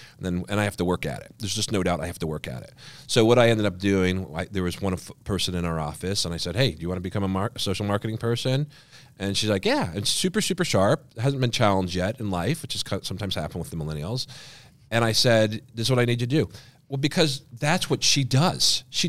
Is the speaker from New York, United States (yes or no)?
yes; Schenectady, New York, United States; moved away; I grew up in Schenectady, New York